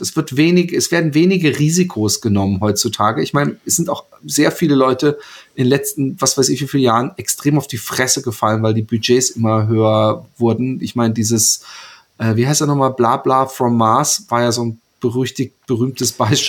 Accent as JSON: {"language": "German", "town": "Karlsruhe", "region": "Baden-Württemberg", "country": "Germany", "tie": "born or raised there", "also_born_or_lived": "Bad Godesberg", "moved": "yes", "lives_now": "Utrecht, Netherlands", "said": "bin ich aufgewachsen in Karlsruhe, geboren in Bad Godesberg und ich lebe in Utrecht in Holland"}